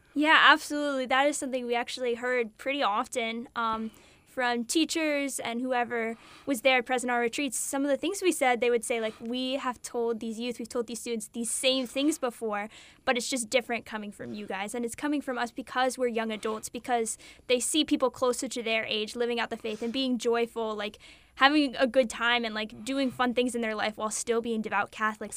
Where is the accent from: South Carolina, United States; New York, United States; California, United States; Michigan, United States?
South Carolina, United States; also born or lived in Delaware; I was born in Delaware, but I grew up um, in South Carolina. We moved here when I was little.